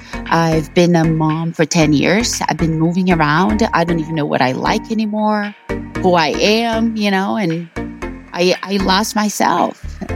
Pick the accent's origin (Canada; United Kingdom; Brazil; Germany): Brazil; So I was born and raised in Brazil.